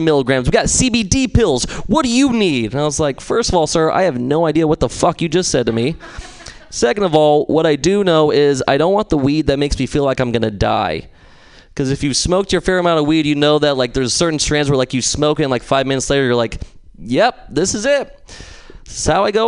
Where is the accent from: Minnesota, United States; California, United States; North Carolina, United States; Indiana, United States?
California, United States; San Luis Obispo; I'm from San Luis Obispo